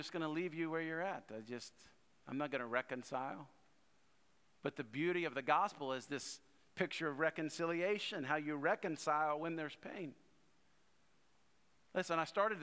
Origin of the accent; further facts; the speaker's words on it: North Louisiana, United States; I was born in South Louisiana, but raised in North Louisiana